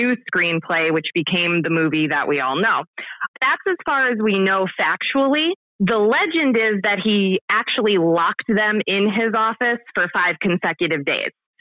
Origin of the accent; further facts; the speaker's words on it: La Plume, Pennsylvania, United States; now in Fleetville, United States; I am originally from La Plume.